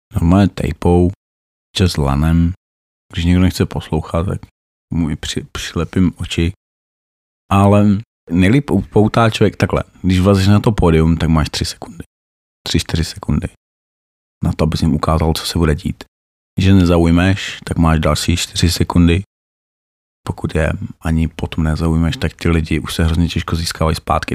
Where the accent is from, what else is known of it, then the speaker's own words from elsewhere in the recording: Opava, Moravian-Silesian Region, Czechia; moved away as an adult; Pocházím z Opavy, jinak jsem se sem přistěhoval za prací